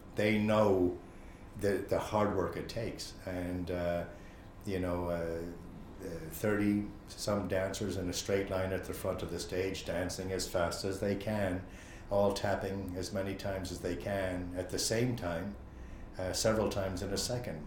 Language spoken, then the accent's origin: English; Chicago, Illinois, United States; now in Ireland; I grew up in Chicago